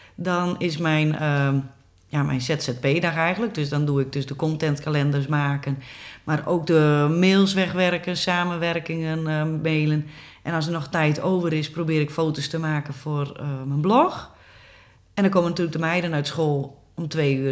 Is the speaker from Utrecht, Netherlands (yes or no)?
no; Goutum, near Sneek, Friesland, Netherlands; now in IJlst, Netherlands; ik ben geboren en getogen in Gouten, een dorpje vlakbij Sneek